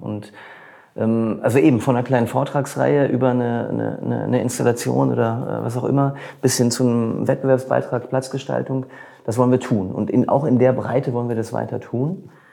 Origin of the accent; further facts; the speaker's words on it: Bochum, North Rhine-Westphalia, Germany; ich bin auch ein Bochumer Junge